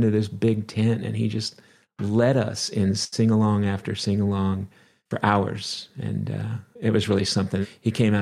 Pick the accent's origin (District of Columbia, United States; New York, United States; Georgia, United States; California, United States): California, United States; Los Angeles; moved away; also born or lived in Colorado / Las Vegas; I grew up in the San Fernando Valley